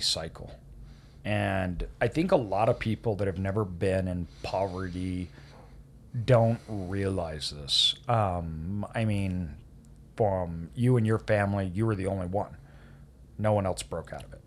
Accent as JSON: {"language": "English", "region": "Idaho", "country": "United States", "tie": "born or raised there", "said": "me growing up in Idaho"}